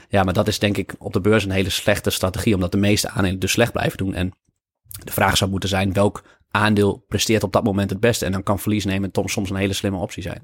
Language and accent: Dutch; Lemelerveld, Overijssel, Netherlands; ik ben in Lemelenveld opgegroeid